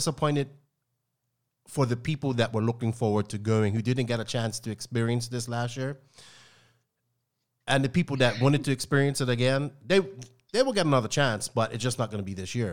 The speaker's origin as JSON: {"language": "English", "country": "Bermuda", "said": "I am English, but just not English from England. Like, you know, I'm from Bermuda"}